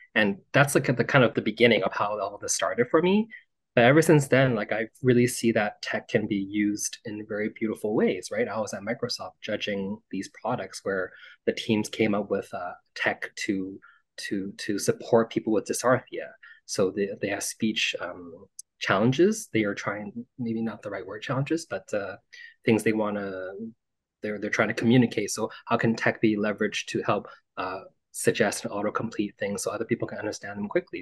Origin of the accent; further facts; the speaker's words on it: Vancouver, British Columbia, Canada; moved away as an adult; also born or lived in Montreal; I was born and raised in Vancouver to immigrant parents